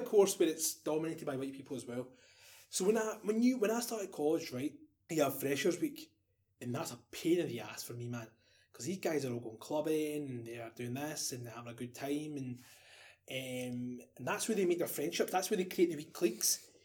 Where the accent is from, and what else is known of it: Glasgow, Scotland, United Kingdom